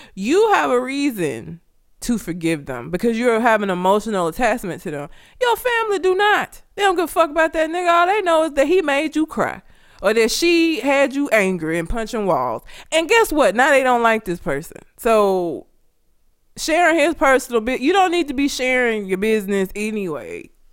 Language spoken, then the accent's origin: English; Talladega, Alabama, United States; I'm from Talladega. The shit is this big. It's tiny